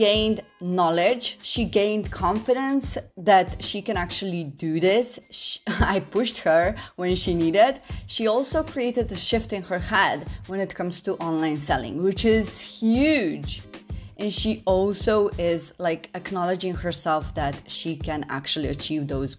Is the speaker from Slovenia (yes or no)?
yes; Slovenia; Slovenia. My home country